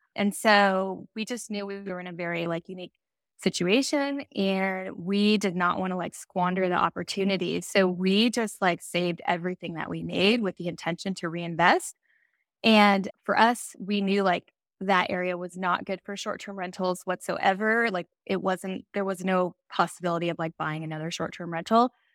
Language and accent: English; Silicon Valley, Northern California, United States; also born or lived in Phoenix; I grew up in Northern California, uh, Silicon Valley